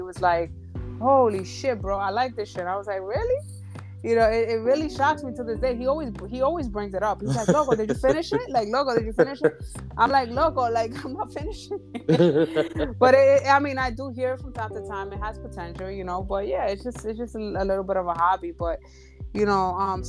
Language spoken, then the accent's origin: English; Dominican Republic; I come from the Dominican Republic